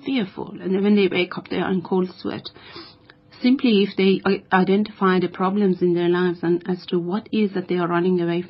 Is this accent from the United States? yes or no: no; Iran; moved away; I am from Iran